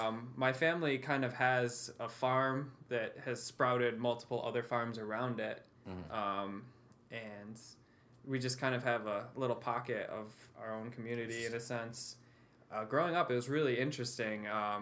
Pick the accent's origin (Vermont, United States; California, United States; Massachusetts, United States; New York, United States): New York, United States; Westernville; Pretty isolated, really.